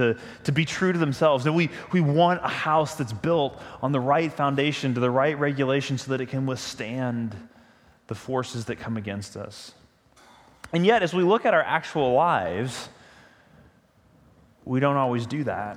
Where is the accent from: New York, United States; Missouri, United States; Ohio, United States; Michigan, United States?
Missouri, United States; St. Louis; I grew up in the St. Louis area